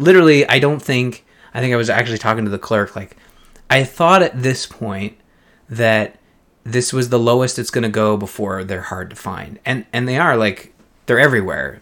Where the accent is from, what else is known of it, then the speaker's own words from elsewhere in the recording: Canada; this is a show that has two Canadians